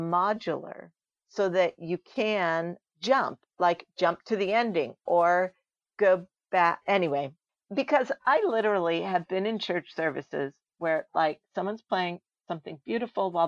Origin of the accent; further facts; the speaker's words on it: Chicago, Illinois, United States; I grew up in Chicago